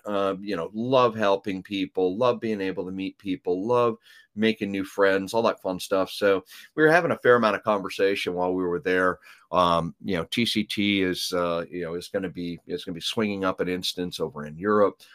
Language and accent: English; Canada; accent: Canadian raising ("oats and abouts"); moved away; I am originally from Canada